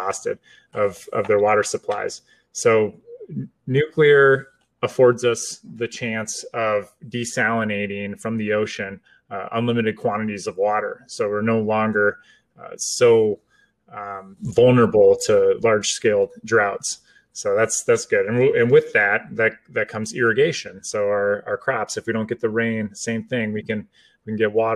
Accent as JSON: {"language": "English", "country": "United States", "said": "I'm American"}